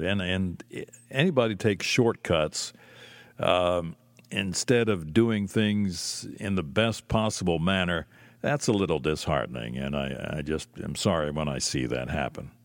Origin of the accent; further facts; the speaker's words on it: Lancaster, Pennsylvania, United States; it was not available in my hometown. It was not available in Lancaster